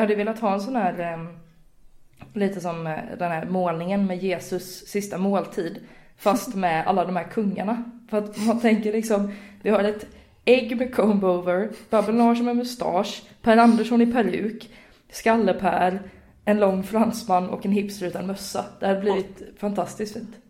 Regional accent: Gothenburg, Västra Götaland, Sweden; som göteborgare

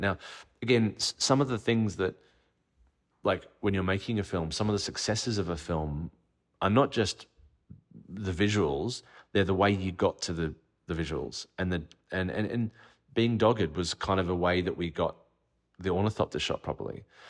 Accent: Australia; As an Australian filmmaker

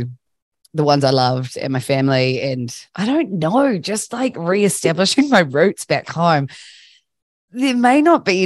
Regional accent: Christchurch, Canterbury, New Zealand; based in my hometown, Christchurch

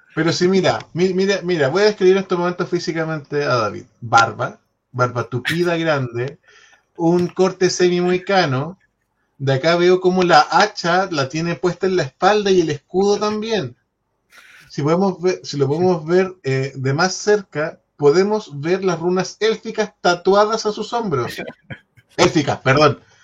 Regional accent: Chile; como chileno

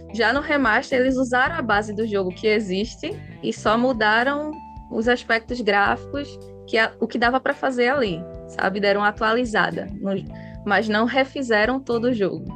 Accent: Recife, Pernambuco, Brazil; Sou de Recife, Pernambuco. Vocês já devem ter percebido pelo meu sotaque

